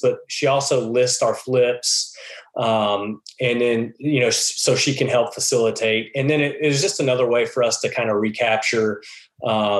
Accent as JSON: {"language": "English", "region": "Texas", "country": "United States", "tie": "born or raised there", "also_born_or_lived": "Dallas, Texas", "moved": "as an adult", "lives_now": "Missouri, United States", "said": "I grew up in Texas"}